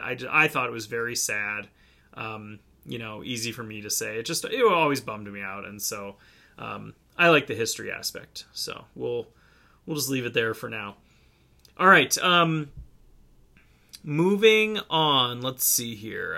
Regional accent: Cleveland, Ohio, United States; my hometown baseball team, the Cleveland Indians

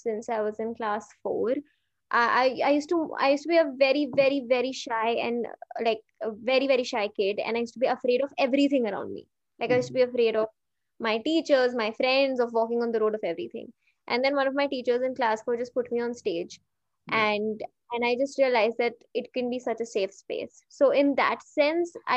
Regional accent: Hyderabad, Telangana, India; moved away as an adult; also born or lived in Mumbai; I was born and brought up in Hyderabad, but I have lived almost all of my adult life in Mumbai because I shifted there for college.

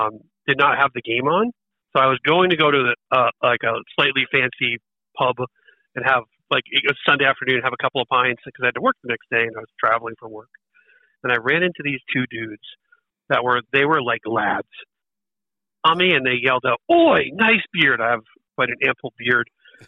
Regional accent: United States; I probably would say America just because I'm an American

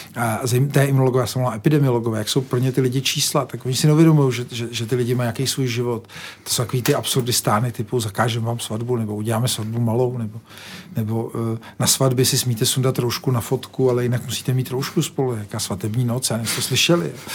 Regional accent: Czechia

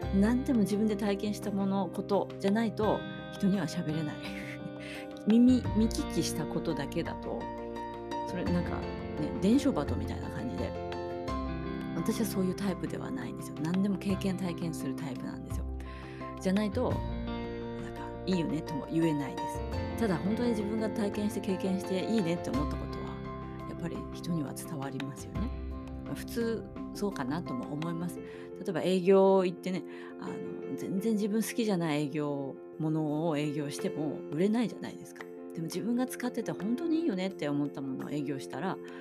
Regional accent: Hokkaido, Japan; 私も北海道出身です

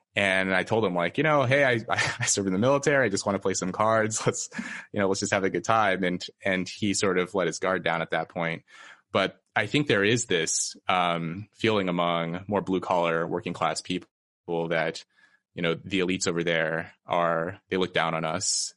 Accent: Red Bluff, California, United States; moved away as an adult; my hometown, Red Bluff, California

